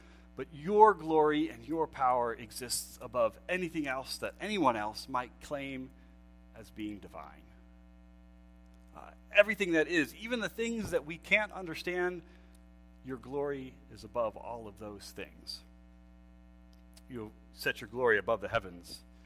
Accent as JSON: {"language": "English", "town": "Lancaster", "region": "Pennsylvania", "country": "United States", "tie": "born or raised there", "said": "I grew up in Pennsylvania, East Coast, Lancaster, Pennsylvania, Amish and Mennonite people"}